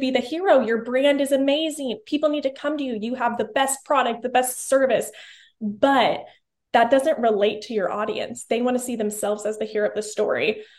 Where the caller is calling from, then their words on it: Tulsa, Oklahoma, United States; I am here in Tulsa, Oklahoma, the biggest tourist spot, you know, in the USA.